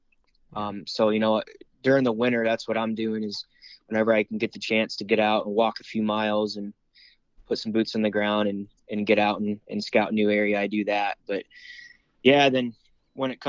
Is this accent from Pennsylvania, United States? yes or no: yes; Warren, Pennsylvania, United States; now in Meadville, United States; I'm from Warren, Pennsylvania